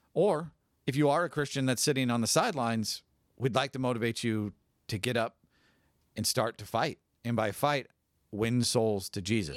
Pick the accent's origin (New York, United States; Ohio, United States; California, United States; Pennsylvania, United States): California, United States; now in Spokane, United States; I'm from California.